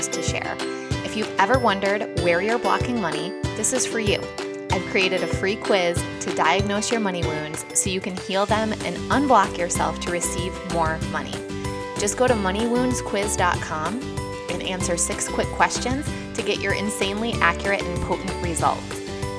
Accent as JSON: {"language": "English", "region": "Michigan", "country": "United States", "tie": "born or raised there", "said": "growing up in Michigan to working in pharmaceutical sales"}